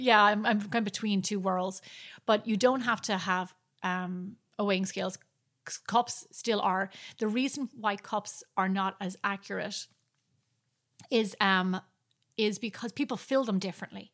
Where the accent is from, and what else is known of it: Ireland; moved away